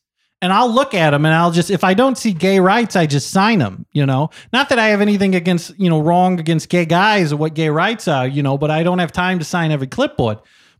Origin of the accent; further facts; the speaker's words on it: Terre Haute, Indiana, United States; I'm from Terre Haute, Indiana.